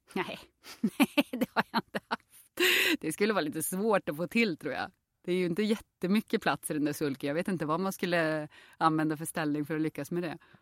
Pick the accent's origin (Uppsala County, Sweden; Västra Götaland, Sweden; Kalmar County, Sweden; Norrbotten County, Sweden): Norrbotten County, Sweden; Jokkmokk; also born or lived in Påarp, Skåne; now in Stockholm, Sweden; jag är ju uppväxt i Jokkmokk och i Jokkmokk så är ju alla röda